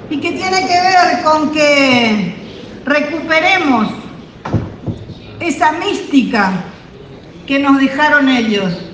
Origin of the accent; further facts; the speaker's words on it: Argentina; soy de Argentina.